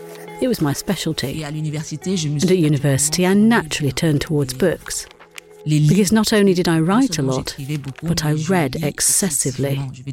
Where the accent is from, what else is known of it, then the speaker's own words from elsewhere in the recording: Cameroon; now in Berlin, Germany; That's how we thought when we're from Cameroon and when we see a policeman.